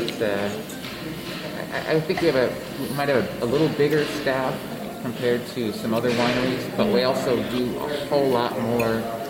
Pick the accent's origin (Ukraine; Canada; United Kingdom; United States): United States; Midwest; I'm from the Midwest.